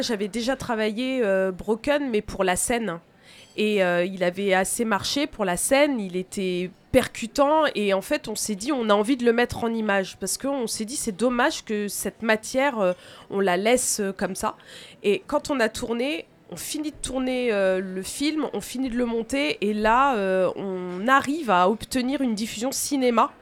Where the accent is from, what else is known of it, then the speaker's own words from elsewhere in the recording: Tours, Centre-Val de Loire, France; now in Angers, France; Je suis née à Tours